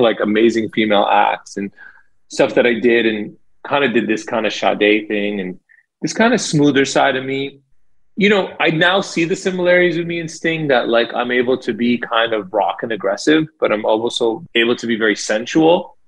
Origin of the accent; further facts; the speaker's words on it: Toronto, Ontario, Canada; growing up in Toronto, there's a huge Jamaican population. So we grew up around a lot of reggae music